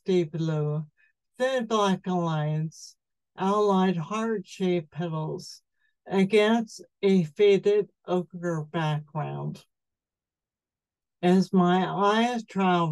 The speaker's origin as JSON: {"language": "English", "town": "Levittown", "country": "United States", "tie": "born or raised there", "moved": "yes", "said": "The air I grew up breathing in Levittown was chemical laden"}